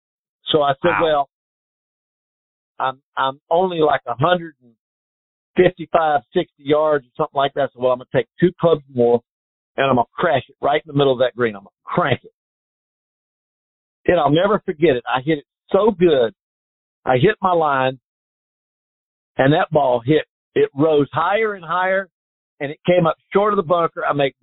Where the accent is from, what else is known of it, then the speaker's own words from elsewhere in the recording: North Carolina, United States; Growing up in North Carolina